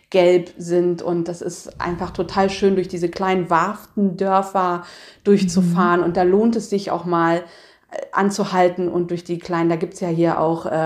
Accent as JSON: {"language": "German", "region": "East Germany", "country": "Germany", "said": "Ich bin ja eigentlich ein, ich komme ja aus dem Osten eigentlich"}